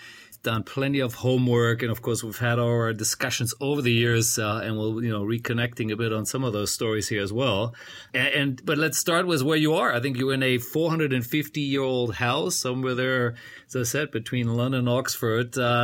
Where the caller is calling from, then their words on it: Bangkok, Thailand; Well, I'm calling from Bangkok, Thailand.